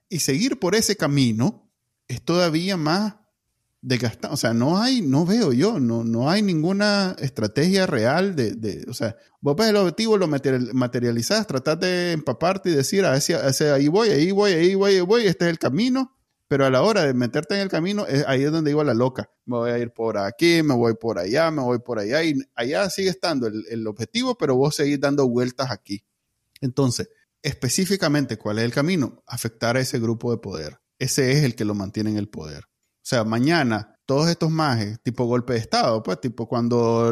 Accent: Nicaragua; moved away as an adult; yo me fui de Nicaragua es por el miedo a que me pegaran mi balazo

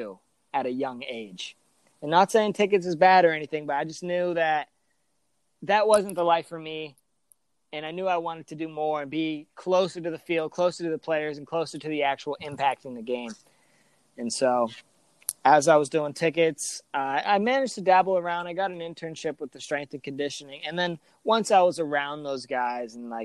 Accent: Wesley Chapel, Florida, United States; also born or lived in Boston, Massachusetts; I was born in Boston, Massachusetts, lived there for about a year, so not very long. And then my parents moved us down to Tampa, Florida, where I was raised most of my life. And I grew up in a small town in called Wesley Chapel

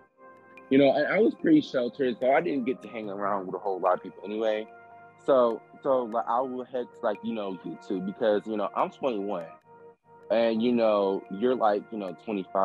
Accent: Chicago, Illinois, United States; And I grew up in Chicago, so the culture there is different.

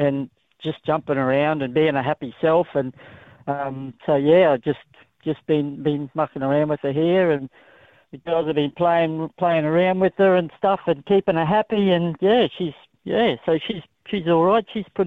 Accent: Queensland, Australia; I'm coming from Queensland. Queenslander through and through

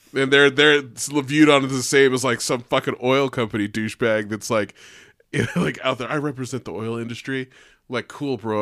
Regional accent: Sparks, Nevada, United States; also born or lived in Reno; I grew up in Sparks

